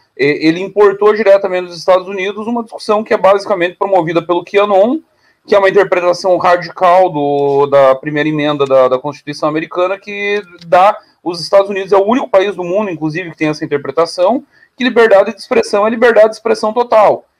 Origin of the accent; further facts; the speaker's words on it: Caçador, Santa Catarina, Brazil; um pedaço da cidade onde eu nasci, Caçador, era território argentino